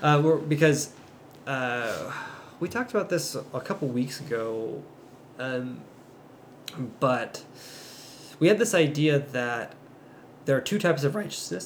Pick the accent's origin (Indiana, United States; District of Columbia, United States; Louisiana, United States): Louisiana, United States; moved away; growing up in Louisiana, uh, we don't have hills or mountains